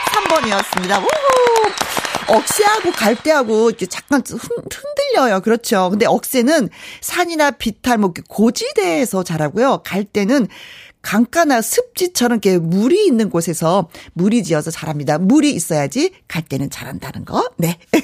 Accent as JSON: {"language": "Korean", "town": "Wonju", "region": "Gangwon", "country": "South Korea", "tie": "born or raised there", "also_born_or_lived": "Hyeon-ri, Inje / Yanggu", "said": "강원도 저는 현리에서 태어났어요. 그래서 양구에서도 좀 오래 살았고 원주에서는 더 많이 살았고"}